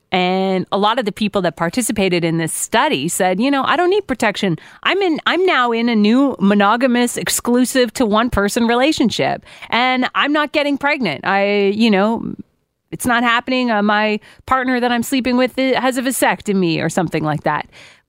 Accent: Guelph, Ontario, Canada; moved away; I come from Guelph.

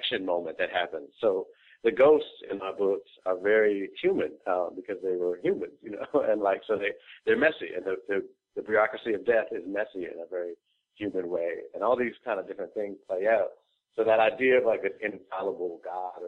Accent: Boston, Massachusetts, United States; now in Brooklyn, United States; I'm actually from Boston originally. I've been in Brooklyn for 11 years

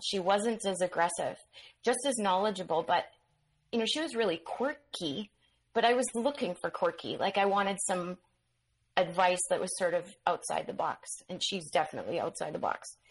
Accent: Manitoba, Canada; I ended up back in on the prairies in Manitoba

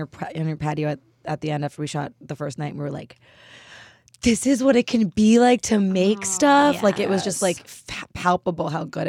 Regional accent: New York, United States; also born or lived in Allentown, Pennsylvania; I'm from New York

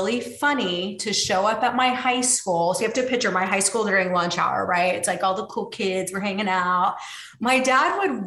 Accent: Tulsa, Oklahoma, United States; now in Austin, United States; I grew up in Tulsa, Oklahoma.

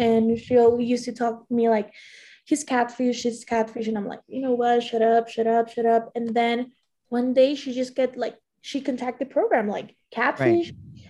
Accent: Maracaibo, Zulia, Venezuela; moved away as an adult; I was moving from Venezuela, but I'm kind of like, I'm from Maracaibo, another city.

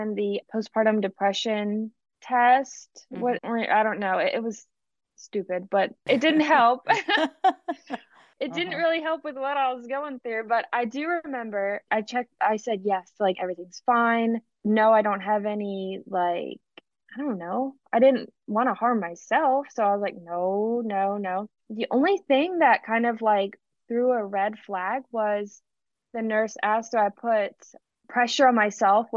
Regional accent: Pennsylvania, United States; now in Mississippi, United States; My dad and my stepmom, I'm from Pennsylvania, so they still live in Pennsylvania.

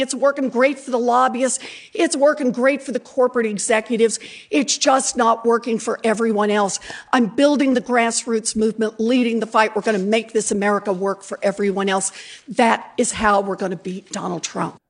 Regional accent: Oklahoma, United States; moved away; I was born and raised in Oklahoma.

